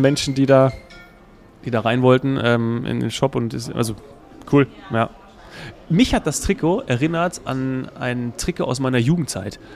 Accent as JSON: {"language": "German", "region": "Hesse", "country": "Germany", "said": "als Hesse"}